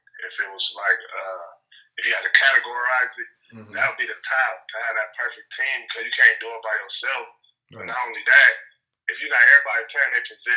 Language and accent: English; Los Angeles, California, United States; I'm from Rolling 40s in L.A.